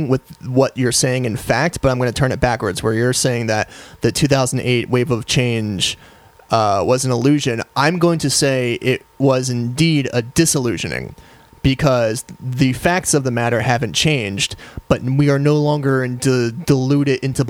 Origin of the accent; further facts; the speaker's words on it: United States; We're Americans